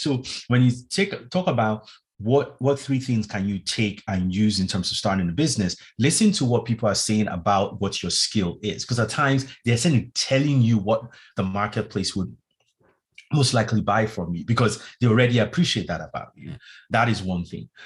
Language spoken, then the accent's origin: English; Nigeria; moved away; also born or lived in London; I'm originally from Nigeria, West Africa